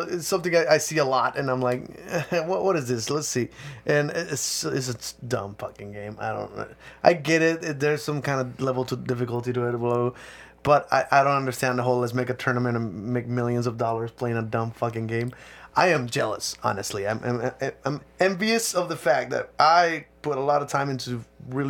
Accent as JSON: {"language": "English", "country": "Mexico", "tie": "born or raised there", "moved": "yes", "said": "I grew up in Mexico, too"}